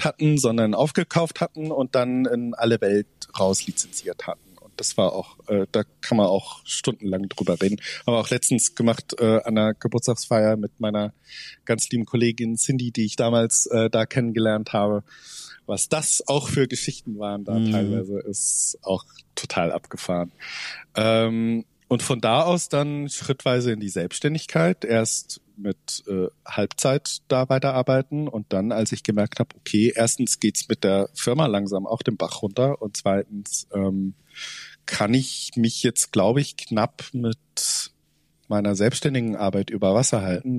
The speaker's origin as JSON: {"language": "German", "region": "Zug", "country": "Switzerland", "tie": "born or raised there", "said": "in meiner Heimatstadt, in Zug ist das in der Schweiz"}